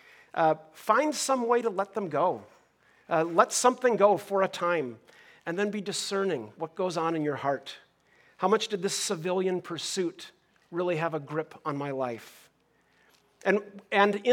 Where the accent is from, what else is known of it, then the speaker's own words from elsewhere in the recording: Minnesota, United States; now in Southern California, United States; I grew up in Minnesota